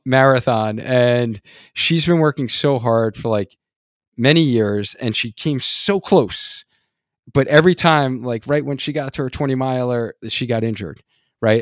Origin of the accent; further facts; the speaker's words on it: New York, United States; accent: New York; moved away; I was originally from New York, so we, like, have a whole different, like, dialect in New York